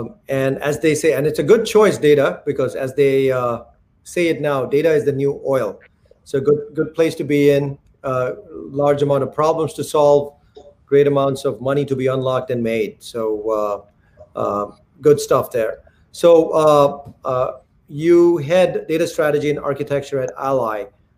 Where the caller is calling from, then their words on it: New Jersey, United States; I'm calling from New Jersey.